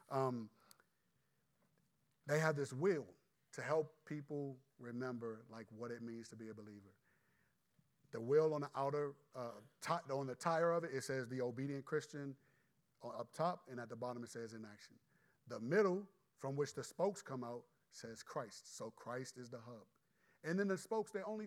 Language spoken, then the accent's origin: English; United States; as American believers